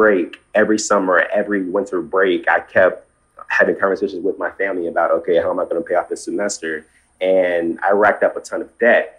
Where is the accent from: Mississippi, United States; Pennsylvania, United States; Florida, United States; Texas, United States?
Mississippi, United States; Hattiesburg; I'm from Hattiesburg, Mississippi